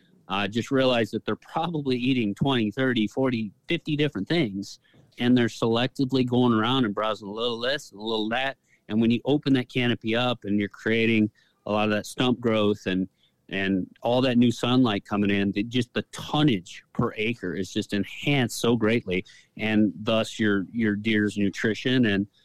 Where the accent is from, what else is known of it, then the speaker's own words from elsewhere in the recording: Michigan, United States; it's where I grew up in Michigan.